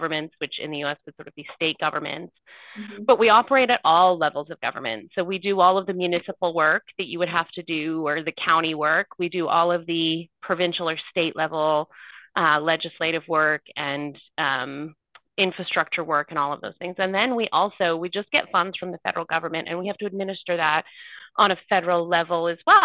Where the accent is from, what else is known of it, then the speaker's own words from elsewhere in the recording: Curve Lake First Nation, Ontario, Canada; We've got about 2,000 members, give or take, but not all of our members live in our community